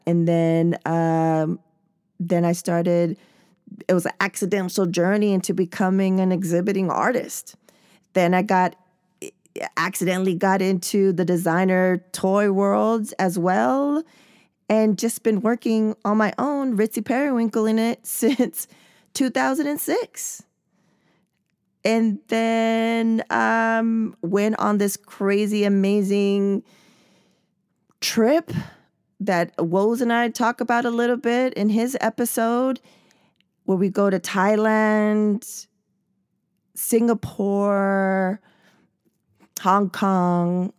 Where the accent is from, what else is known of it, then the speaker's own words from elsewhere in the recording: San Diego, California, United States; I was born and raised in San Diego